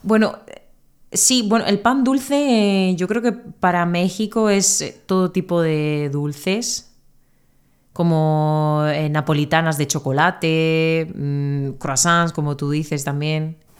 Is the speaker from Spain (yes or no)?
yes; Spain; first language Spanish; de España